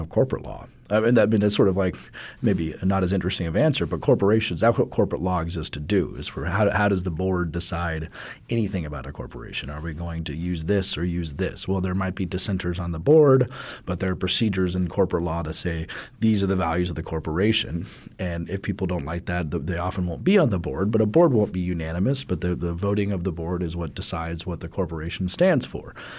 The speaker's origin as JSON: {"language": "English", "region": "Colorado", "country": "United States", "tie": "born or raised there", "said": "my home state of Colorado"}